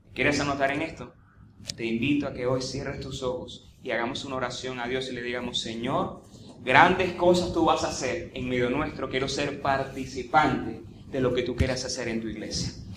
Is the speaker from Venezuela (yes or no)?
yes; Venezuela; En estos tiempos que vivimos como venezolanos